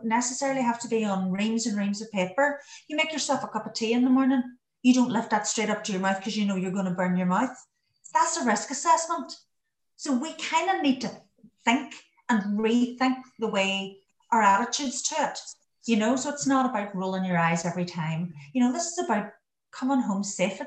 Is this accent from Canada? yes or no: no; Donegal, Ulster, Ireland; now in England; I'm from Donegal in Ireland.